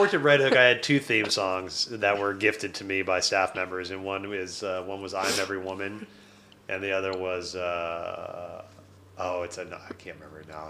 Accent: Detroit, Michigan, United States; So I was born in Detroit.

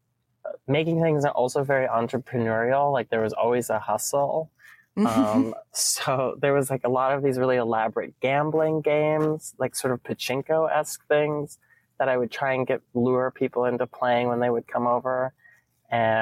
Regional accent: Duluth, Minnesota, United States; moved away as an adult; also born or lived in Providence / Brussels; now in New York City, United States; from Duluth, Minnesota, which is a sort of small city way up north

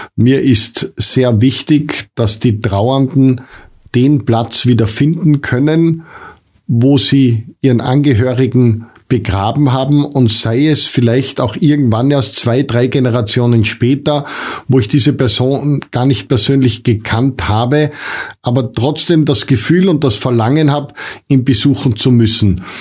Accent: foot of the Untersberg, Salzburg, Austria; ich habe das ganz große Glück, hier am Fuß vom Untersberg leben zu dürfen

